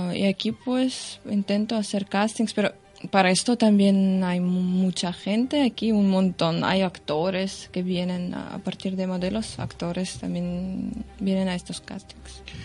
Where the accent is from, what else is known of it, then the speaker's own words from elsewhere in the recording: Russia; Spanish is a second language; moved away as an adult; now in Barcelona, Spain; yo soy de Rusia